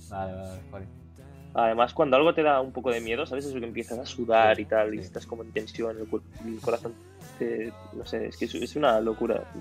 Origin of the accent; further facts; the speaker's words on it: Catalonia, Spain; Una vez fui de, de mi pueblo mm. hasta el Magma en Barcelona patinando más, más de 30 kilómetros el skate